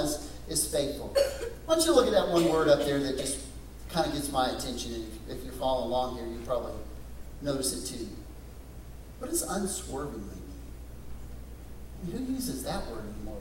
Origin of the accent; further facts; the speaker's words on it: West Texas, United States; Growing up in West Texas, I went to a lot of rodeos